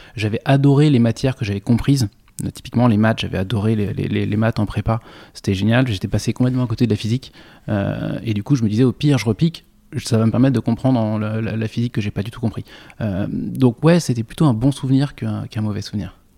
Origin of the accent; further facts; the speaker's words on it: Noisy-le-Roi, Île-de-France, France; also born or lived in Le Chesnay; j'ai grandi dans, un, dans une toute petite ville au-delà de Versailles euh, qui s'appelle Noisy-le-Roi